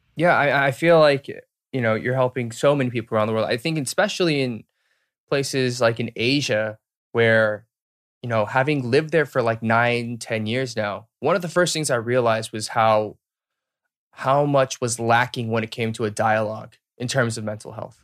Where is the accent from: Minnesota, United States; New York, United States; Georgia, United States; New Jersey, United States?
Georgia, United States; Marietta; moved away as an adult; also born or lived in Duluth, Georgia / Alpharetta, Georgia / Boston; I was born and raised there, so, like, from zero to eighteen